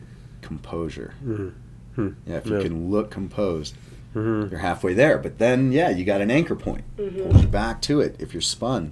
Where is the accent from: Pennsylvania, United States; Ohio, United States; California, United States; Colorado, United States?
Colorado, United States; I grew up here in Colorado, and so there wasn't a lot of water